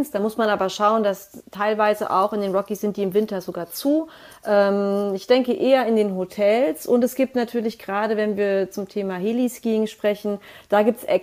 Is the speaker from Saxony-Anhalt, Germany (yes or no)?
no; Frankfurt, Hesse, Germany; Also ich komme ja aus Frankfurt oder aus einem Vorort von Frankfurt, also